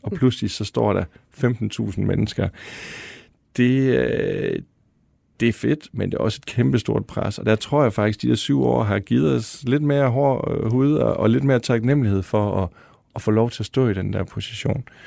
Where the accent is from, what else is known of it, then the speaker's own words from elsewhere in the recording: Denmark; moved away; i en lille by ude i Vestjylland eller Nordjylland, hvor jeg kommer fra